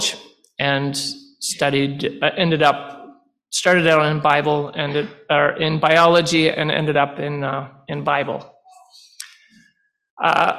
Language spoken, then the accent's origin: English; Renfrew, Ontario, Canada; I was born and raised in the Renfrew area.